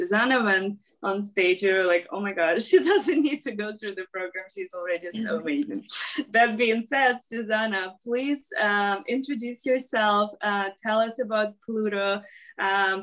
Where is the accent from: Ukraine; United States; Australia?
Ukraine; I'm actually from Ukraine